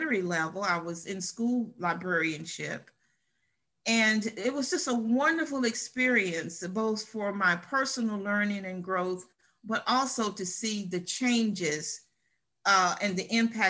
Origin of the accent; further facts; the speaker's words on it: Columbia, United States; right here in Columbia, my hometown